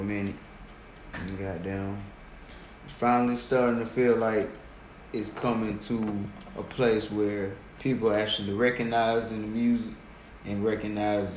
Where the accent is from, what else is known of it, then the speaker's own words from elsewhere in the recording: Decatur, Georgia, United States; I'm from over here in Decatur.